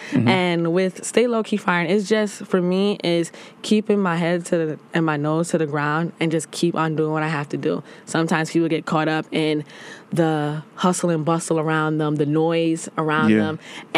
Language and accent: English; New York City, New York, United States; also born or lived in Brooklyn; I'm from the Bronx.